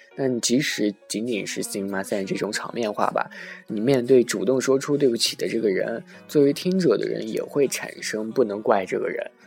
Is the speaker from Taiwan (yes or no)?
no; China; now in Japan; 以前在小时候在，啊，国内的时候